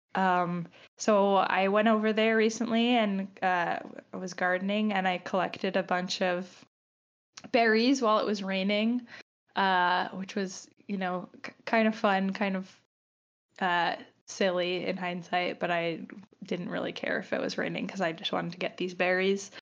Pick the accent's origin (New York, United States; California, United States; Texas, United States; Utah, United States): New York, United States; Long Island; I'm from Long Island, you know, we ate pasta